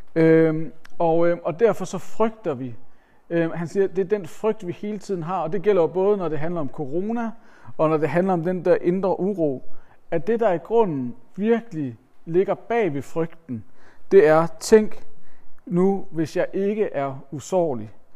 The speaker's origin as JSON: {"language": "Danish", "country": "Denmark", "said": "vi som danskere"}